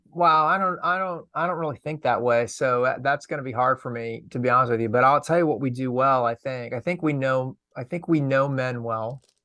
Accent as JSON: {"language": "English", "town": "Lexington", "region": "Massachusetts", "country": "United States", "tie": "born or raised there", "said": "I grew up outside of Boston"}